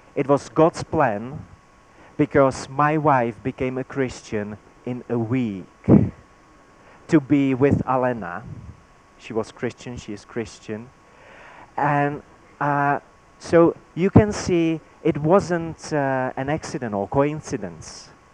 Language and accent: English; Czechia; first language Czech; English is a second language; my native language in Czech